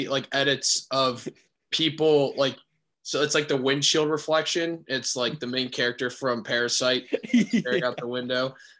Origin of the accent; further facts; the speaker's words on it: Akron, Ohio, United States; moved away as an adult; now in Chicago, United States; I'm from Akron originally.